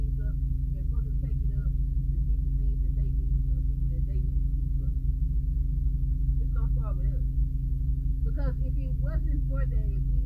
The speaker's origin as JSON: {"language": "English", "country": "United States", "said": "We as Americans"}